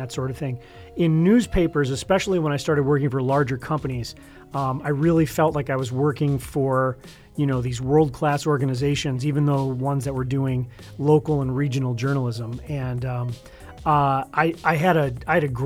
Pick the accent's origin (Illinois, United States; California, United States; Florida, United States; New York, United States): New York, United States; Hamburg; also born or lived in Buffalo, New York; I grew up in Hamburg